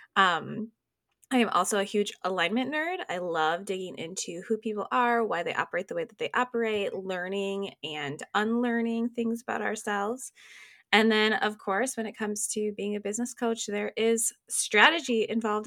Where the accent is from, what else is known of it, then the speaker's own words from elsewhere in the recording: Minneapolis, Minnesota, United States; moved away as an adult; also born or lived in Des Moines, Iowa; Minneapolis, which is, like, my hometown